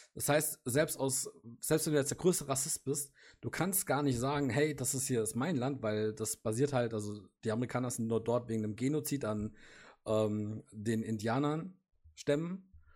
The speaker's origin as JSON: {"language": "German", "country": "Germany", "said": "für uns als Deutsche"}